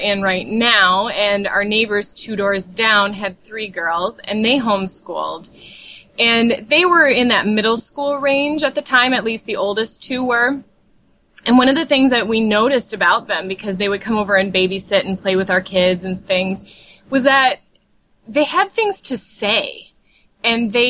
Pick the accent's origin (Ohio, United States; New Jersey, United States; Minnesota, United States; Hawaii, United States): Minnesota, United States; Burnsville; I am from Burnsville, which is a suburb of Minneapolis, Minnesota.